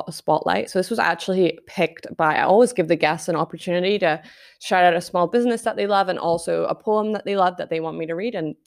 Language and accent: English; Scotland, United Kingdom; I'm so Scottish.